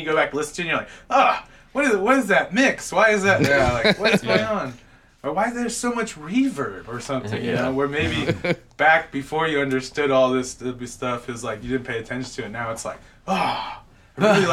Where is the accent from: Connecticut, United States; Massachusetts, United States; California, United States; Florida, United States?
California, United States; Carson; now in Texas, United States; I grew up in Carson, California.